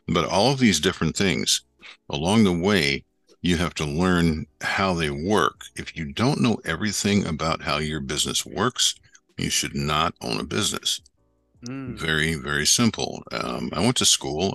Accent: Western New York, United States; moved away as an adult; now in Florida, United States; I grew up in Western New York up near Lake Ontario

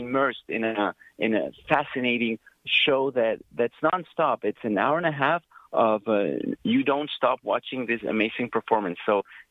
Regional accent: Argentina; moved away; I'm originally from Argentina

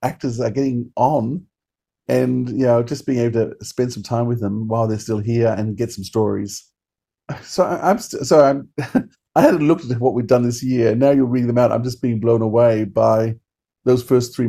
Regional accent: Australia; as an Aussie

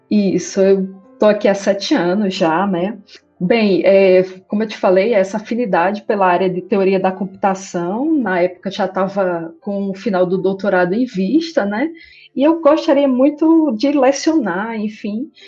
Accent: interior of Paraíba, Brazil; moved away as an adult; now in Amazonas, Brazil; Eu sou do interior da Paraíba e, na ocasião, eu era criança ainda

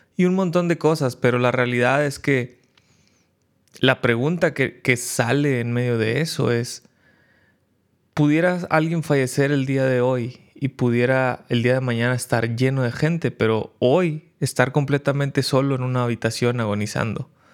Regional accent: Mexico; En México estamos

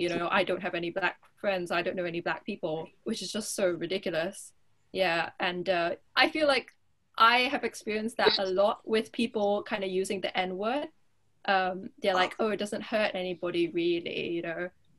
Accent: Singapore; now in Durham, United Kingdom; I'm from Singapore

